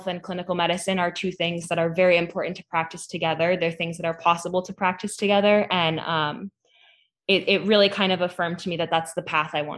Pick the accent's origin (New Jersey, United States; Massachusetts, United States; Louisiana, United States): Massachusetts, United States; Hadley; I'm from Western Mass. I'm from Hadley, which is right near UMass Amherst